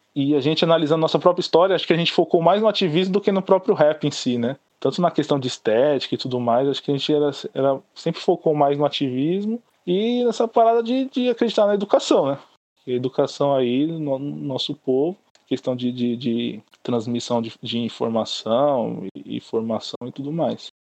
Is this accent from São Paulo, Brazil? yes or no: yes; São Paulo, Brazil; eu sou do Grajaú, vive aqui no Grajaú